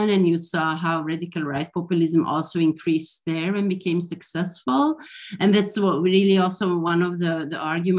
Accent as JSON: {"language": "English", "region": "Flanders", "country": "Belgium", "tie": "born or raised there", "said": "I grew up in Belgium and in Flanders"}